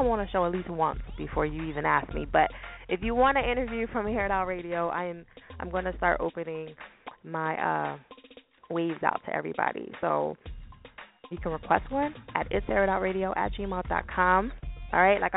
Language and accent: English; New Jersey, United States; now in Philadelphia, United States; I'm from Jersey, in case y'all do not know. I live in Philly, but I'm from Jersey